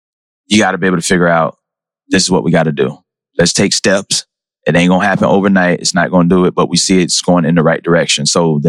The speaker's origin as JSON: {"language": "English", "town": "Pompano Beach", "region": "Florida", "country": "United States", "said": "I'm from South Florida."}